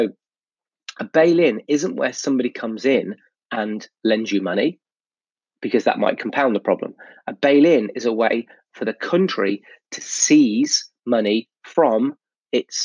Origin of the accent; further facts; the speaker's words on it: United Kingdom; I'm British, I'm in the UK